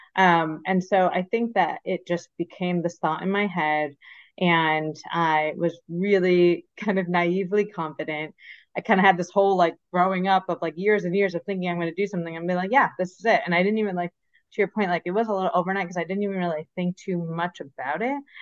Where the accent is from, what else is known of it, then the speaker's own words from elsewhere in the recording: Michigan, United States; moved away as an adult; also born or lived in Philadelphia / New York; I grew up in Michigan, so born and raised in Michigan